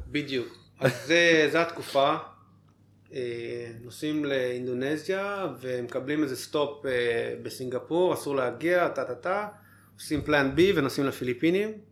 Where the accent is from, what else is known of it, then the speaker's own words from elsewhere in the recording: Ramat HaSharon, Tel Aviv District, Israel; moved away as an adult; now in Philippines; מרמת השרון.